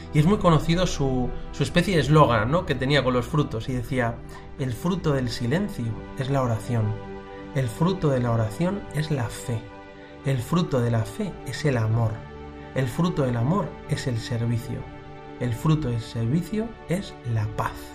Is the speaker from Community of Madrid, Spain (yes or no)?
yes; Madrid, Community of Madrid, Spain; cuando era pequeño en Madrid iba a rezar a una capilla de las esclavas del Sagrado Corazón que había cerca de mi casa